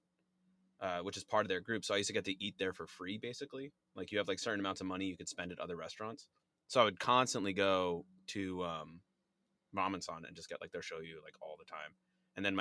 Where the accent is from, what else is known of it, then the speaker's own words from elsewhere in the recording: Cape Cod, Massachusetts, United States; moved away as an adult; now in Providence, United States; I'm from the Cape, but I moved to Providence when I was like 18